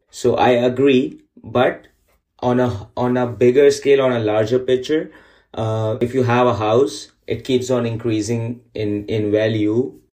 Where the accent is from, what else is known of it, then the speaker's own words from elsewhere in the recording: Pakistan; moved away as an adult; now in Markham, Canada; I came here after getting married to Fatima. My hometown is Pakistan